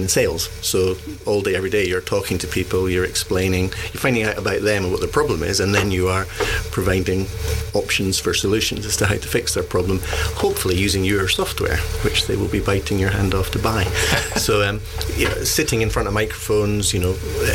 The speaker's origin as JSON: {"language": "English", "region": "Scotland", "country": "United Kingdom", "accent": "Scottish", "moved": "as an adult", "lives_now": "Isle of Wight, United Kingdom"}